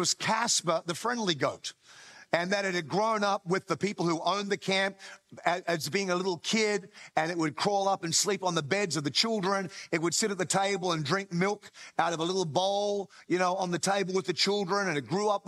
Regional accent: Australia; by birth, I am Australian

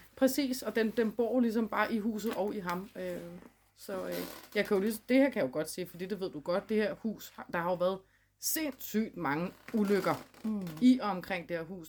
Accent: Gadstrup, Zealand, Denmark; I dag der sidder vi i mit barndomshjem, … barndomshjem i Gadstrup

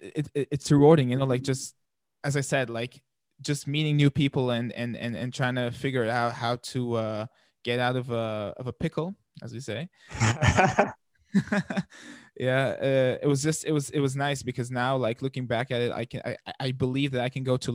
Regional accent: Palestine; now in Germany; I think the culture there is very, very family oriented.

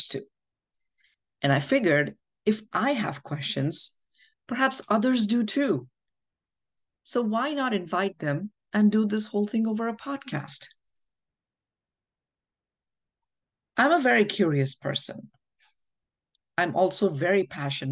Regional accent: India; moved away as an adult; now in New Jersey, United States; I'm a mother, a wife, an author, and an immigrant from India. I came to the United States 20 years ago

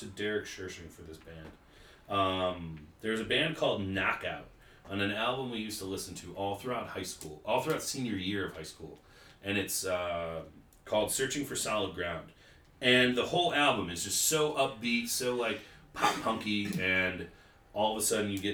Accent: Alden, United States; we're kids from Alden.

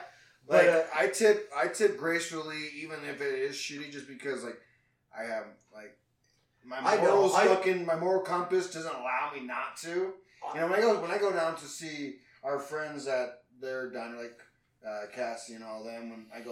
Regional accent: England, United Kingdom; you know that I am English, right?

